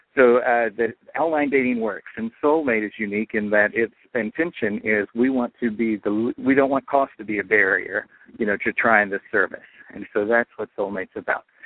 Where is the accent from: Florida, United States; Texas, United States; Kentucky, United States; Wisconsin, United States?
Kentucky, United States; Pikeville; I'm from Pikeville, Kentucky, the home of the Hatfield McCoy feud